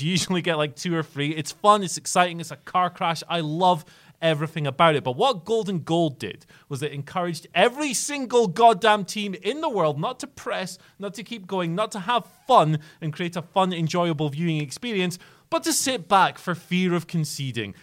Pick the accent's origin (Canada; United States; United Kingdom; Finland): United Kingdom; Scotland; as a Scottish person